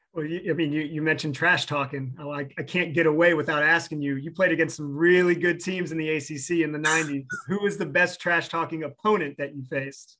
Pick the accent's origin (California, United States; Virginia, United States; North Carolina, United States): Virginia, United States; being a Virginia native myself